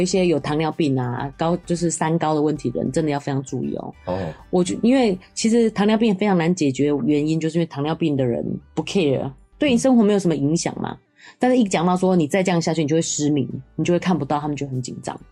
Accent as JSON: {"language": "Chinese", "country": "Taiwan", "said": "我们台湾人"}